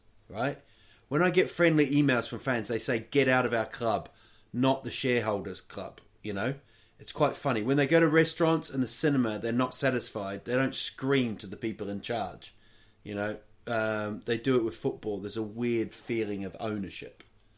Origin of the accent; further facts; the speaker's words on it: Huddersfield, Yorkshire and the Humber, United Kingdom; I was born in Huddersfield, so that's why I support them.